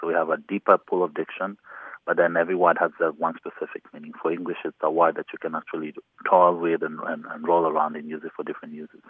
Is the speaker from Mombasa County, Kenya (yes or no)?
no; Nairobi, Kenya; now in Dallas, United States; I grew up in Nairobi, Kenya.